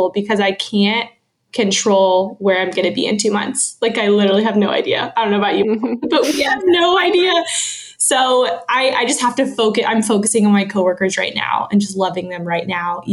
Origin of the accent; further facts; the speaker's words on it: Texas, United States; moved away; I am from Texas